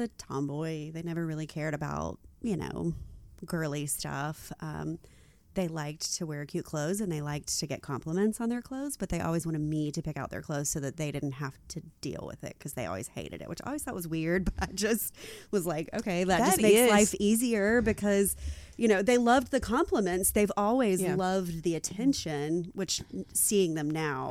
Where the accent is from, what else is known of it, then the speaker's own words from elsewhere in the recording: Arkansas, United States; I'm from Arkansas